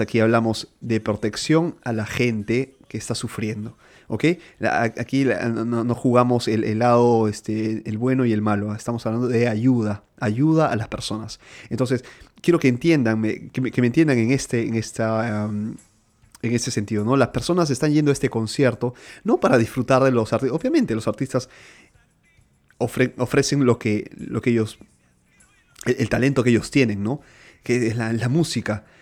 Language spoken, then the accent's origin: Spanish; Lima, Peru; now in Milan, Italy; yo nací en Lima, Perú